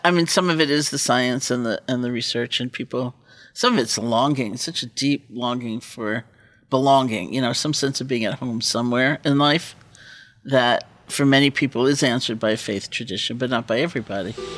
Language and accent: English; East Coast, United States; I grew up on the East Coast